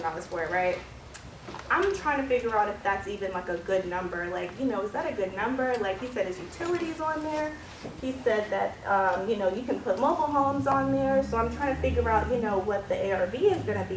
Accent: Raleigh, North Carolina, United States; I'm from Raleigh, North Carolina.

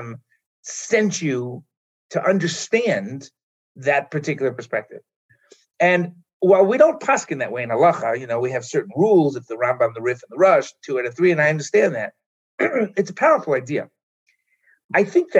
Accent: New York City, New York, United States; moved away as an adult; now in Israel; I grew up in Manhattan and went to Israel when I was 18, thinking I was going for a year

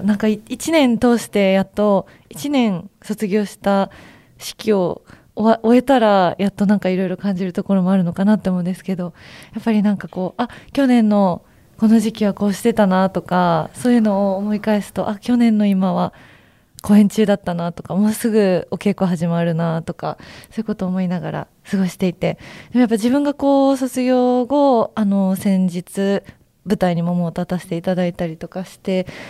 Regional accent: Takarazuka, Hyogo, Japan; 私、あの、生まれも育ちも宝塚なので

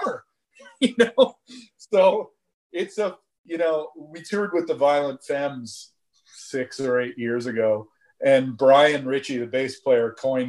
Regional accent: Southern Ontario, Canada; I grew up here in Southern Ontario

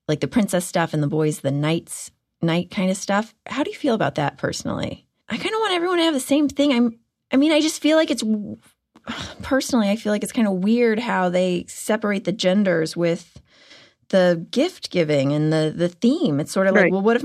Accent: Houston, Texas, United States; I'm from Houston

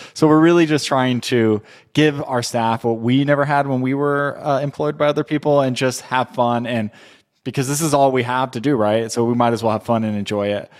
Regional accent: Southern California, United States; also born or lived in Texas; I'm from Southern California, but I moved to Texas in two thousand four

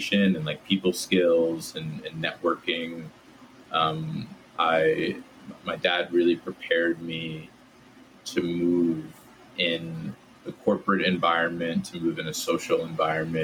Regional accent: Southern Connecticut, United States; I grew up in Southern Connecticut in the suburbs right outside New York City.

